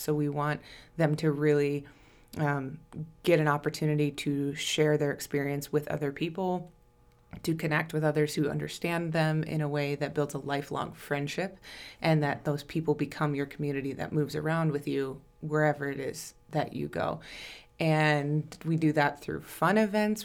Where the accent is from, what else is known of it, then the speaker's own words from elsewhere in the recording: Plainview, Minnesota, United States; moved away as an adult; also born or lived in Winona, Minnesota; now in Rochester, United States; I am from Plainview originally